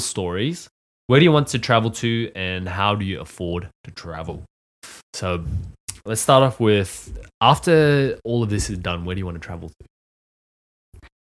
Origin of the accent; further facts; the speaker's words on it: Australia; When I was a child, uh, I grew up in Australia